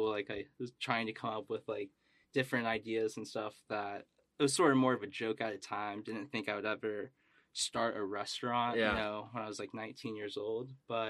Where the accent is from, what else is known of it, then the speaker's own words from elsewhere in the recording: Carmel, Indiana, United States; So I was born in Indianapolis, lived there for 2 years, so I am allowed to say I'm from Indianapolis. Went to Carmel, went through the school system there